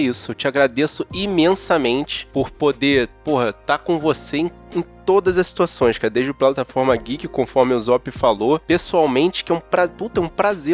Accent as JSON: {"language": "Portuguese", "region": "Rio de Janeiro", "country": "Brazil", "said": "como carioca, para todo lugar que eu vou, eu levo o calor do Rio de Janeiro"}